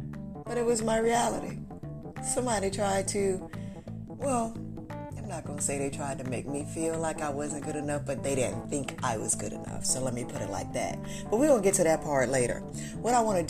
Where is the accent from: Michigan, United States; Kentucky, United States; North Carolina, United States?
North Carolina, United States; my hometown where I lived in North Carolina